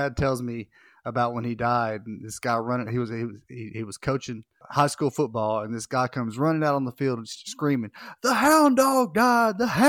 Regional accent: Northeast Arkansas, United States; I grew up in Northeast Arkansas, about 45 minutes from Memphis.

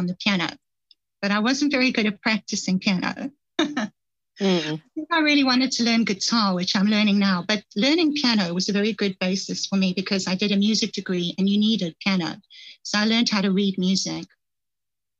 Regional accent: Johannesburg, Gauteng, South Africa; I grew up in Johannesburg, South Africa.

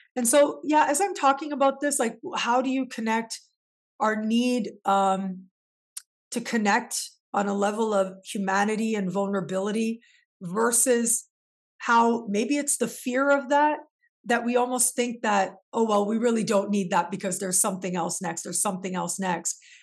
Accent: Canada; moved away; also born or lived in Mexico; being born and raised in Canada

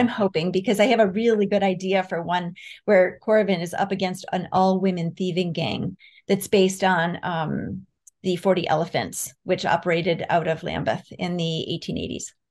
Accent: Rochester, New York, United States; I grew up in Rochester, New York

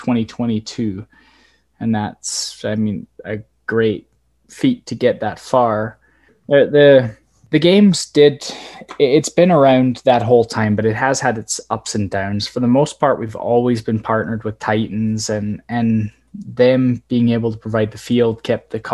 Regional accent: Scotland, United Kingdom; now in Red Deer, Canada; I was born and raised in Scotland

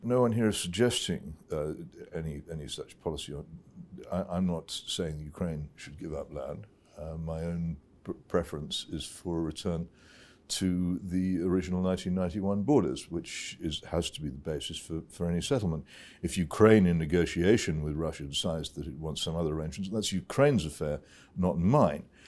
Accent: United Kingdom; as a British citizen

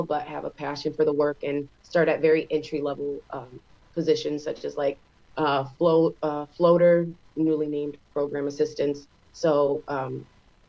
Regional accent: Geneva, New York, United States; born and raised Geneva, New York

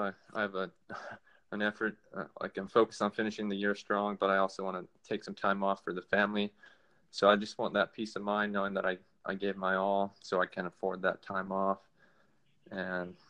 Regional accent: Salt Lake City, Utah, United States; moved away as an adult; now in Alaska, United States; I was born in Salt Lake City, Utah.

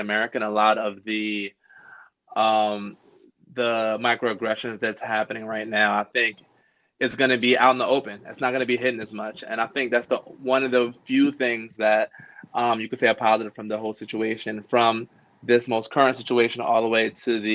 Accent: Miami, Florida, United States; I'm actually from Miami

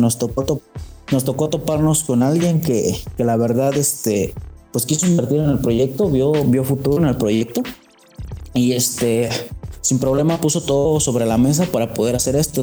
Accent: Mexico; fui el único mexicano. Hasta ahora soy el único mexicano dentro de Greens Magazine

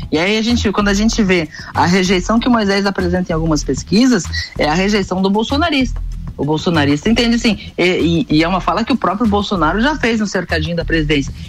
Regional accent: Vacaria, Rio Grande do Sul, Brazil; born there; até porque eu nasci aí pertinho, em Vacaria.

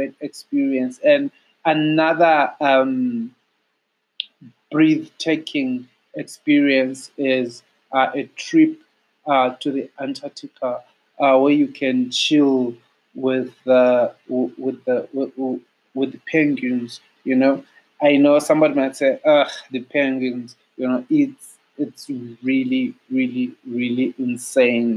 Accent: South Africa; As a South African, I'll call it the Thebes

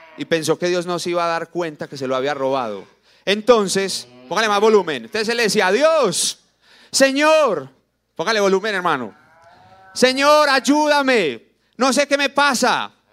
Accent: Colombia; somos colombianos

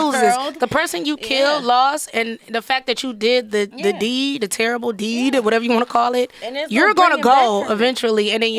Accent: Detroit, Michigan, United States; Listen, I'm from Detroit.

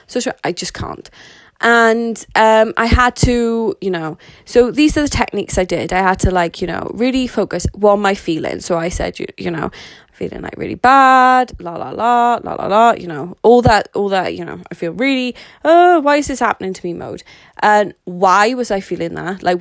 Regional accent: Wales, United Kingdom; Considering that I am Welsh, so as a lot of people would say that'd be British, so I live in the UK in a place called Wales

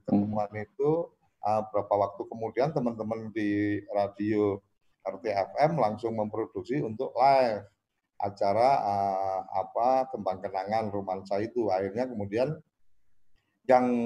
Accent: Temanggung, Central Java, Indonesia; kebetulan aku orang Temanggung, pas aku pulang ke Temanggung

